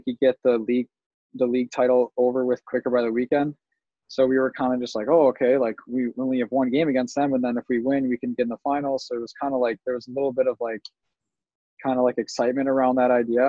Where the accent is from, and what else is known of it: Chicago, Illinois, United States